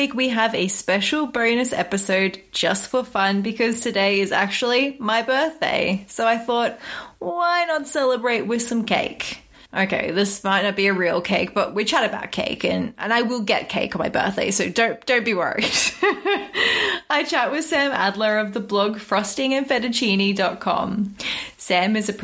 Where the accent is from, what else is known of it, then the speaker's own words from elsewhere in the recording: Australia; As an Aussie